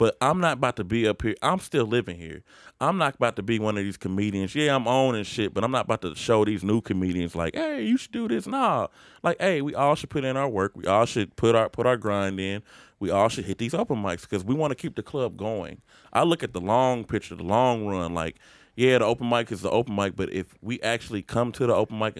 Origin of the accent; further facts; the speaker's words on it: Indianapolis, Indiana, United States; I'm from Indianapolis